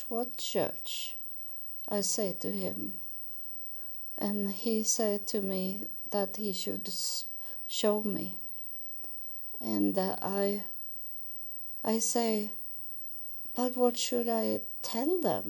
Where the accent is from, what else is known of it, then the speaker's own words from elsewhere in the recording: Sweden; I was born in Sweden